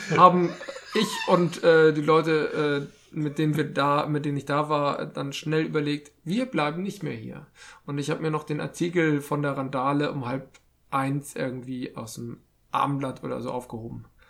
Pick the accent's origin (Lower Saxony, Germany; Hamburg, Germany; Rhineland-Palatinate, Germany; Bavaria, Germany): Hamburg, Germany; als Hamburger